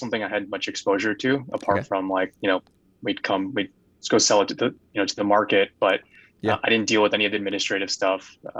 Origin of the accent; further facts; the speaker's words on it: San Jose, California, United States; born there; I was actually born in Northern California in a place called San Jose. My parents immigrated here from Taiwan.